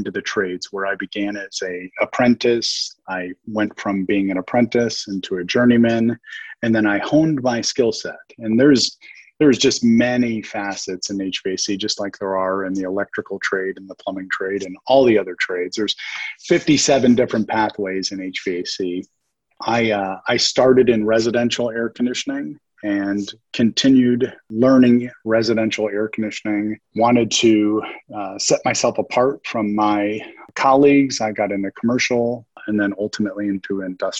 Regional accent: Las Vegas, Nevada, United States; in my earlier years growing up in Las Vegas, I was like any other typical teenage

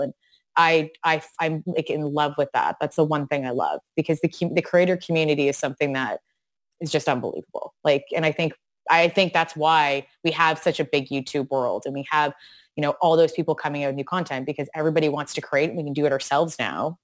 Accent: an hour outside of Toronto, Ontario, Canada; I grew up an hour outside of Toronto

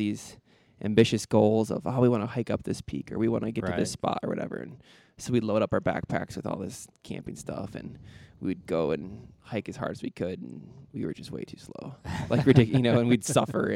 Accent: Stoughton, Wisconsin, United States; moved away as an adult; now in Lander, United States; I grew up in Stoughton, Wisconsin

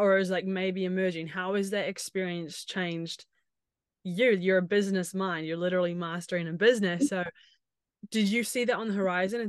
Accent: New Zealand; moved away; I'm from New Zealand

